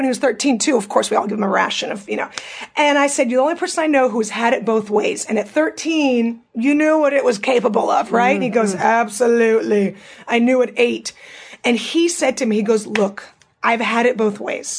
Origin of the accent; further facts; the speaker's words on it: Russia; moved away; I was born in Russia, right? We're born in Soviet Union